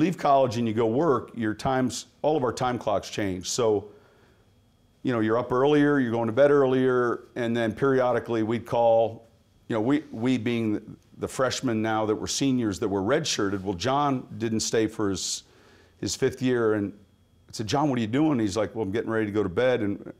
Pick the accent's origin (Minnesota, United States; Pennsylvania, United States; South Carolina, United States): Pennsylvania, United States; also born or lived in San Mateo, California / Chicago; You know, I was born in California at a young age. When I was seven, we moved from San Mateo to Pennsylvania.